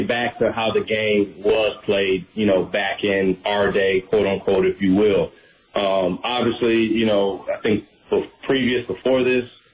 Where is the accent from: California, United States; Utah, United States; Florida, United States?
Florida, United States; Tampa; This is Tampa. This is my hometown team